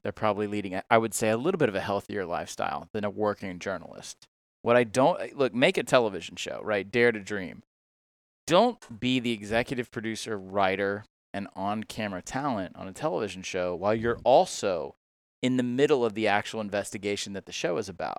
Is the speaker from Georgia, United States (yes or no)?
yes; Georgia, United States; moved away as an adult; also born or lived in Mississippi; now in Tennessee, United States; I'm originally from Georgia